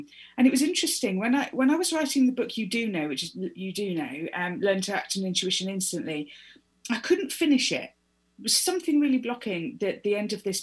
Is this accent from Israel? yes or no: no; United Kingdom; I was not taught about this at school. I'm British